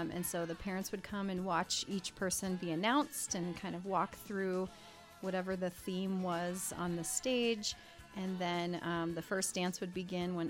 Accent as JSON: {"language": "English", "region": "South Dakota", "country": "United States", "tie": "born or raised there", "moved": "yes", "said": "I grew up in South Dakota, so in a small town"}